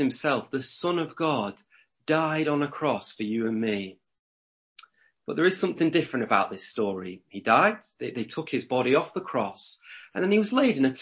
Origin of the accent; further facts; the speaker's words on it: Lancashire, North West England, United Kingdom; I'm from Lancashire. We like to do things backwards here.